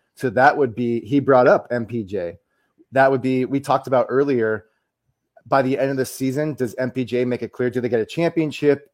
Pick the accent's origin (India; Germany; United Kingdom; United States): United States; as the American here